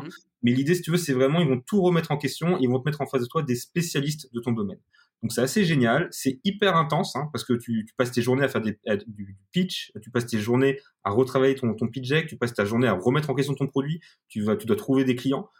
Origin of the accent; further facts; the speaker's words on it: France; nous, les Français